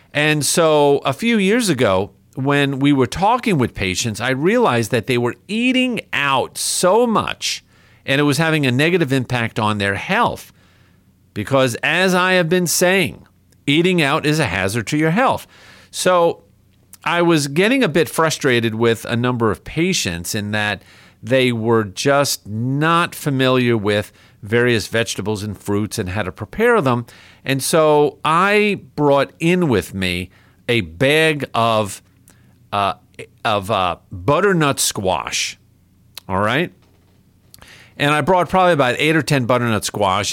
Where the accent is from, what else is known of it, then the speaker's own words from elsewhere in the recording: New York, United States; moved away; the capital of my home state, New York